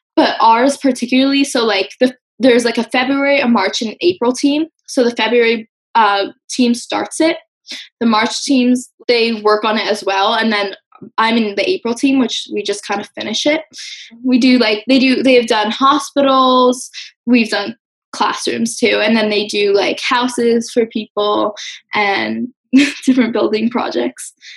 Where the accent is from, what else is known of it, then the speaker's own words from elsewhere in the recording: Westport, Connecticut, United States; I'm from Westport, Connecticut.